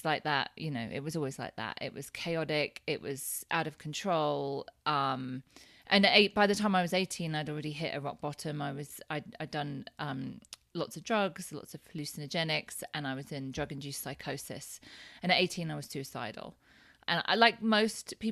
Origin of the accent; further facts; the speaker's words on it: Thetford, East of England, United Kingdom; moved away as an adult; also born or lived in Cambridge; now in Lake Tahoe, United States; we grew up in Thetford in Norfolk in low income housing